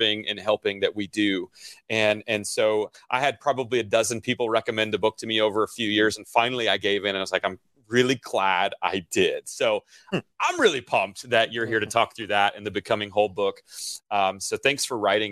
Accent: United States; as an American

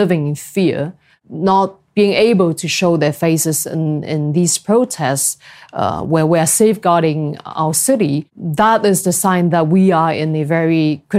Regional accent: Hong Kong; I am a singer and pro-democracy activist from Hong Kong.

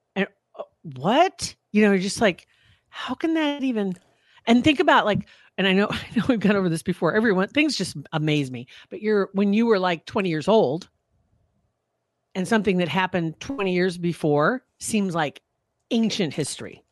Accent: Nebraska, United States; also born or lived in Arizona; when I moved back to Nebraska, it was in August

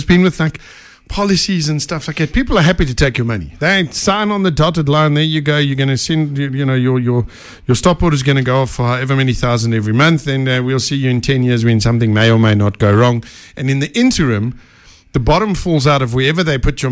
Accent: South Africa; I am South African through and through. I have no plans of leaving. I love this country.

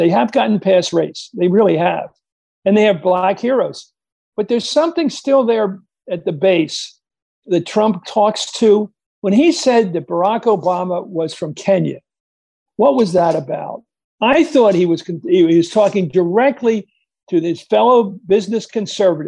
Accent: Pennsylvania, United States; when I was growing up in Pennsylvania

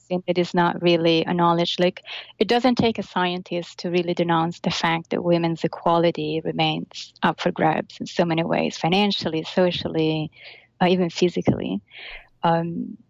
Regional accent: Italy; now in New York, United States; I'm Italian. I'm from Italy.

